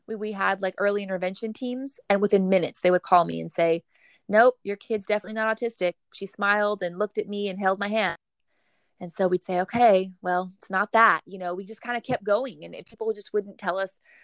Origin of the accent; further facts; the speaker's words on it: Rio Grande Valley, south Texas, United States; I'm actually from the Rio Grande Valley. It's the very tip of Texas, south Texas, the most south you can probably go in our country. And we come from an area that is underserved. There's very little resources, particularly, I think, when it comes to special education, special needs, you know, that whole special needs population. But we grew up here